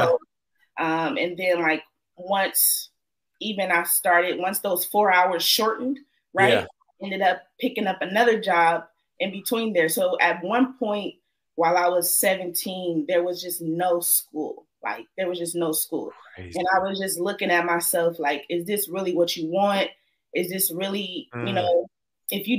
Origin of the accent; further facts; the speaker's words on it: Oakland, California, United States; I'm from East Oakland, California